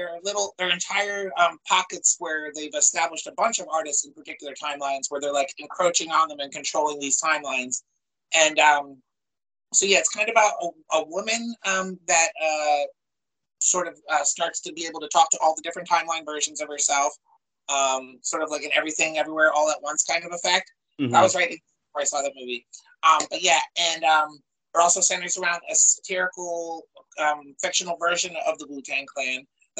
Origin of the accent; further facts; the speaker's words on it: Chester County, Pennsylvania, United States; moved away as an adult; also born or lived in North Jersey / West Philadelphia; I grew up in Chase County and I was living in West Philly up until two Julys ago.